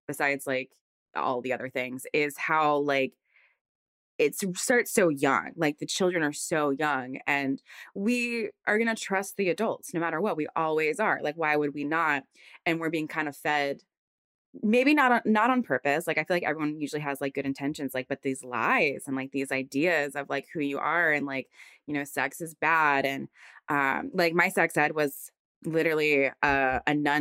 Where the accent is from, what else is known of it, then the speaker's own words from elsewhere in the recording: Virginia, United States; I'm from Virginia. So I went to school in Virginia, also, you know, not Midwest, but South